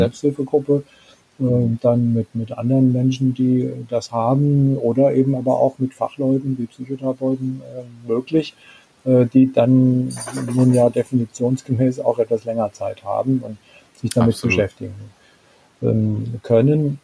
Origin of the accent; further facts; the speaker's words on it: Germany; bei uns in Deutschland